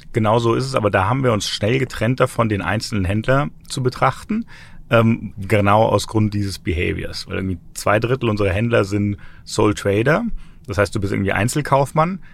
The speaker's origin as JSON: {"language": "German", "country": "Germany", "also_born_or_lived": "Frankfurt / Berlin"}